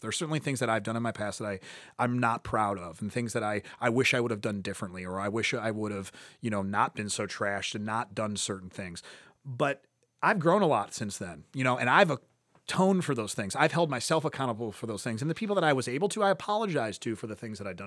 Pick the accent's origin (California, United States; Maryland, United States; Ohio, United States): Ohio, United States; Cleveland; I grew up in Ohio City